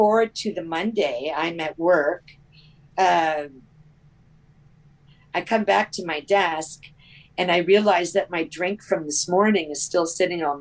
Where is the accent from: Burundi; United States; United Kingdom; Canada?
Canada; I'm from Canada